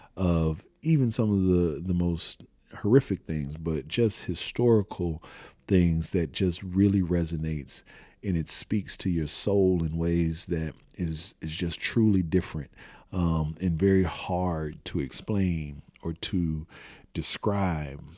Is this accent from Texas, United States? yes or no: yes; Houston, Texas, United States; I was born and raised in Houston, Texas.